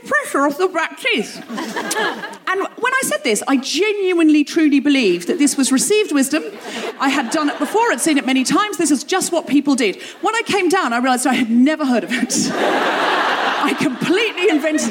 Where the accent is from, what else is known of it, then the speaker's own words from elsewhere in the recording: London, United Kingdom; London, London, England